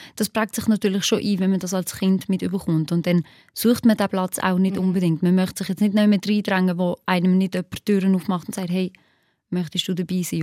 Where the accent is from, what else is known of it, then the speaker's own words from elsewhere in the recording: Basel-Landschaft, Switzerland; also born or lived in Kosovo; als ich gerade neu in der Schweiz war, wenn ich gesehen habe, so, ich bin in Baseland in die Schule gegangen